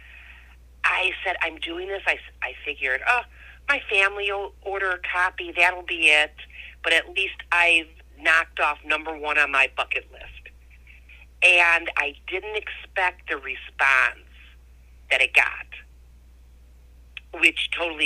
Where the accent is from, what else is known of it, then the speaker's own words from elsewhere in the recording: Ohio, United States; Born and raised in Ohio